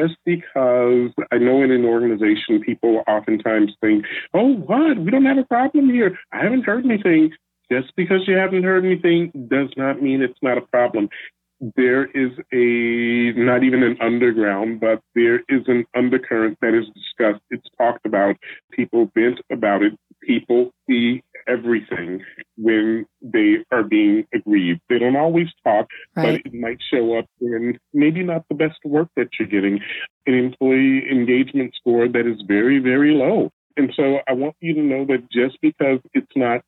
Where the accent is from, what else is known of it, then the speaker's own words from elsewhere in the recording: Chicago, Illinois, United States; now in Seattle, United States; I'm originally from Chicago, but I live in Seattle.